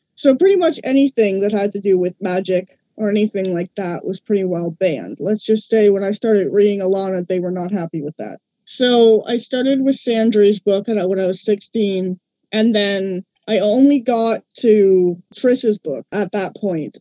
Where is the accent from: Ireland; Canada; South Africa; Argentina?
Canada; Ottawa, Ontario; from Ottawa, Ontario, Canada.